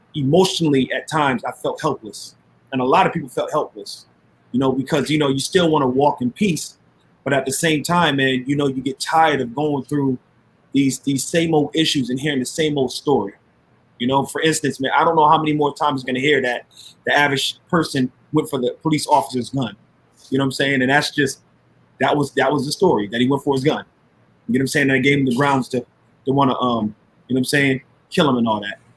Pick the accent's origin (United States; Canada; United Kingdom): United States; Waterbury, Connecticut; moved away as an adult; now in Minneapolis, United States; I'm a Waterbury native, born and raised in Waterbury, Connecticut.